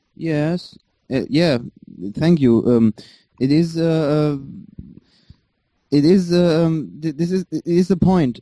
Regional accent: Germany; English is a second language; I was born in Germany. My parents fled from Iran

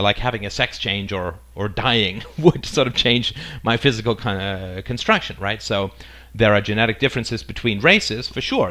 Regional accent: England, United Kingdom; also born or lived in Ireland / South Africa; now in Canada; I currently live in Canada. I was born in Ireland. I grew up in England. I spent a little time in South Africa. Then I moved to Canada

